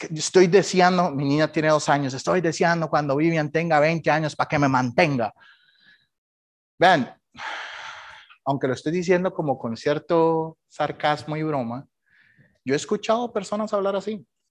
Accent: Costa Rica; moved away as an adult; now in United States; Cuando salí de Costa Rica

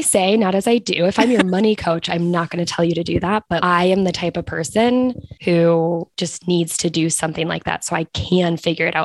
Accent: United States; moved away as an adult; as an American

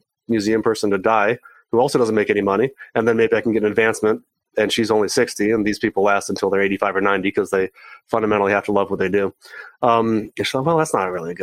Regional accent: San Diego, California, United States; I'm from San Diego, and being in San Diego

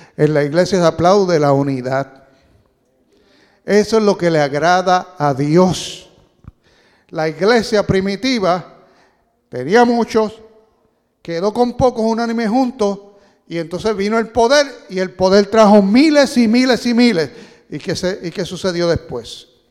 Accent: Puerto Rico; Yo soy boricua

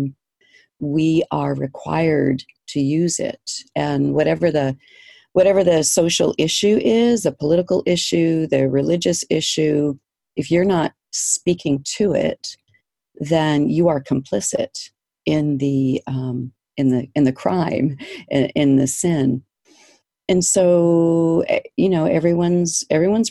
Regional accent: East Coast, United States; moved away as an adult; now in Kodiak, United States; I grew up on the East Coast

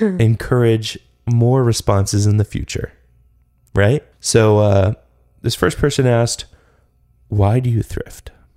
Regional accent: Atlanta, Georgia, United States; moved away; when I was growing up in Atlanta

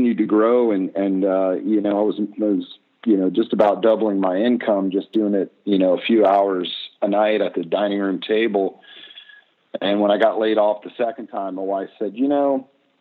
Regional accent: Mississippi Gulf Coast, United States; moved away as an adult; now in Minneapolis, United States; I'm originally from Mississippi and on the Gulf Coast, and I got accepted to the architecture school here in Minneapolis, Minnesota

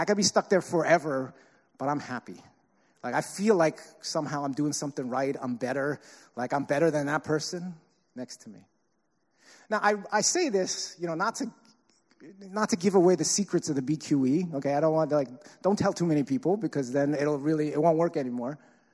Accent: New York City, New York, United States; I'm from Staten Island

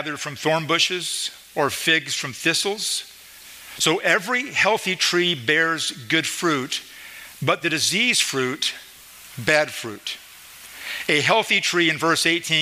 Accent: Idaho, United States; moved away as an adult; also born or lived in Springfield, Missouri; now in Midwest, United States; We're from Idaho, in that area.

